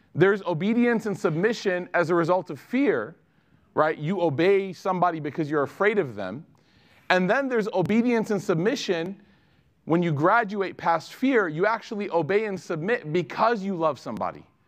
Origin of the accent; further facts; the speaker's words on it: Chicago, Illinois, United States; a woman that I grew up with in Chicago